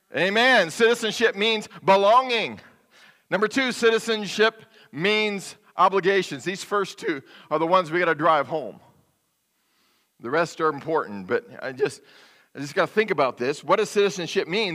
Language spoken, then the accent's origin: English; United States; I, as an American citizen